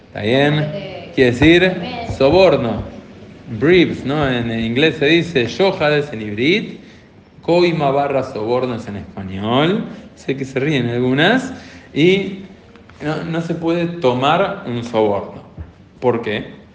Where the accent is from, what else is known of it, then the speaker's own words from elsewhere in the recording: Argentina; como argentinos, o como argentinos y argentinas, también como personas que vivimos acá en Argentina